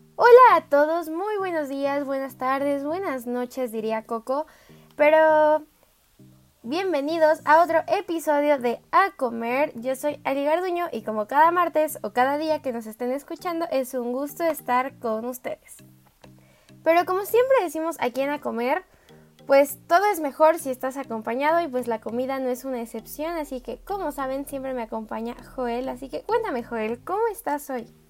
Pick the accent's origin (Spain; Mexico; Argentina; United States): Mexico; Mexico City; sí soy chilanga